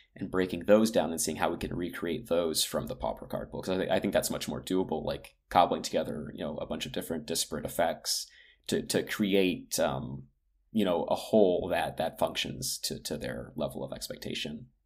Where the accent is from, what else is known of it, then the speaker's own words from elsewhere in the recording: United States; I grew up on the East Coast outside of Washington, D C.